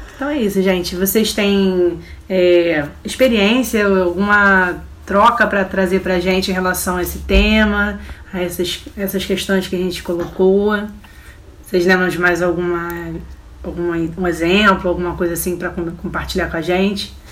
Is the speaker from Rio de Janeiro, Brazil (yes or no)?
yes; Rio de Janeiro, Brazil; A gente é carioca